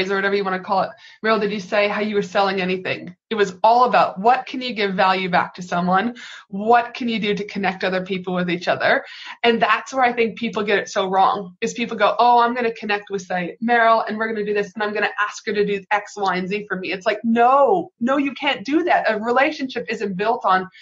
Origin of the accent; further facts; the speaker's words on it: Canada; now in Brisbane, Australia; I'm from Canada